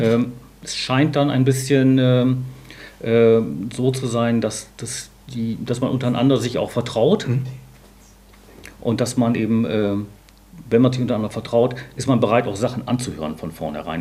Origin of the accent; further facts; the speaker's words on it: Bremen, Germany; in Bremen, meiner Heimatstadt